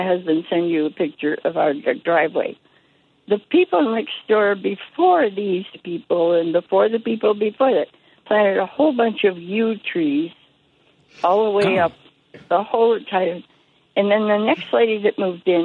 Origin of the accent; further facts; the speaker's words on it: Chicago, Illinois, United States; now in Niles, United States; I grew up in Logan Square